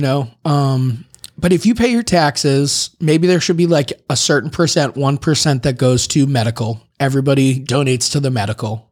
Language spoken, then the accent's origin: English; Boston, Massachusetts, United States; I'm from Boston